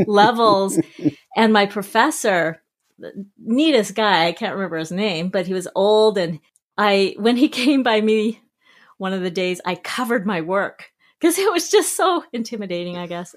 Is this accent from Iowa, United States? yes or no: no; South Jordan, Utah, United States; moved away as an adult; also born or lived in Salt Lake City, Utah / New York; now in Victoria, Canada; I actually was born in Salt Lake, uh, raised mostly in South Jordan, Utah